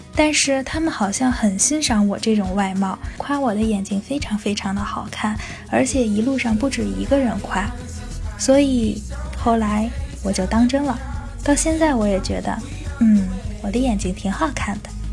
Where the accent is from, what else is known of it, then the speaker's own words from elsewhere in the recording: China; 我是中国人